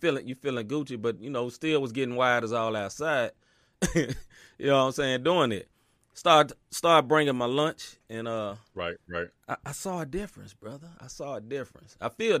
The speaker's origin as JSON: {"language": "English", "town": "Kansas City", "country": "United States", "lives_now": "Atlanta, United States", "said": "We'll say I'm from KC. I'm from the Midwest. Just living in Atlanta."}